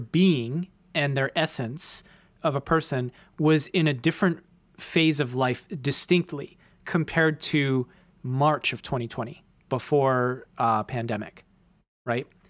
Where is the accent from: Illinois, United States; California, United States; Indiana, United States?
Illinois, United States; Chicago; moved away as an adult; now in New York City, United States; left my hometown, come to a completely different place where I know one person amongst nine million people